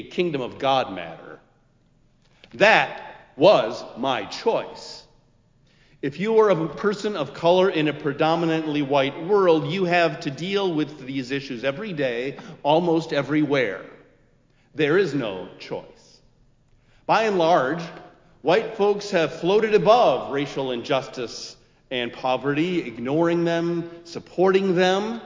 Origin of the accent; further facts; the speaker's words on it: Minneapolis, Minnesota, United States; also born or lived in Columbia Heights; now in Chicago, United States; my birthplace, my hometown, a city where we might retire